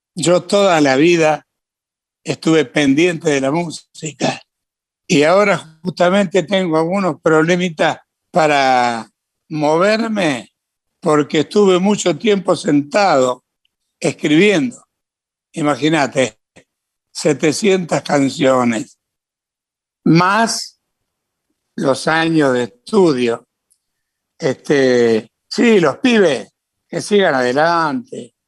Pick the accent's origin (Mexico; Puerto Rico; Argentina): Argentina; Santa Fe; moved away; also born or lived in Córdoba / Buenos Aires; En Santa Fe, ciudad donde yo nací, yo cantaba de pibe, pantalones cortos